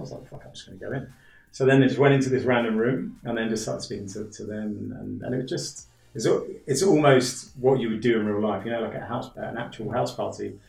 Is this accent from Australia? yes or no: no; London, United Kingdom; now in Sliema, Malta; I'm from London originally.